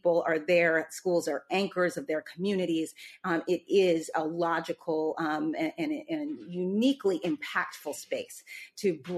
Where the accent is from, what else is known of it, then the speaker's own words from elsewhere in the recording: Boston, Massachusetts, United States; I grew up in Boston, but have roots in North Carolina.